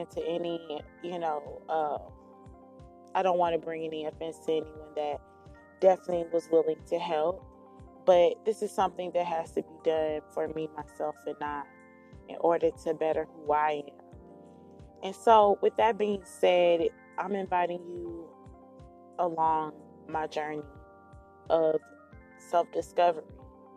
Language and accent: English; Dallas, Texas, United States; Born and raised in Dallas, Texas, 27 years old, Gemini.